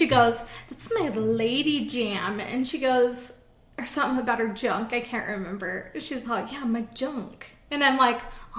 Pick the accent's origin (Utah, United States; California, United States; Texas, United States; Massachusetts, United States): Utah, United States; We're from Utah